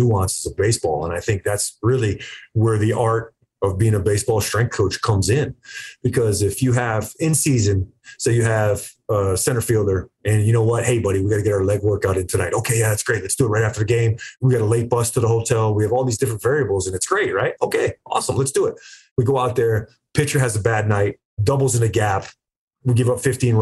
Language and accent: English; East Coast, United States; I'm a kid from the East Coast